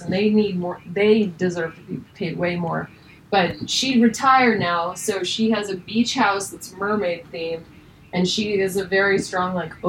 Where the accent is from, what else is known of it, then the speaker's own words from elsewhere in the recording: Idaho, United States; I was raised in Idaho on a horse ranch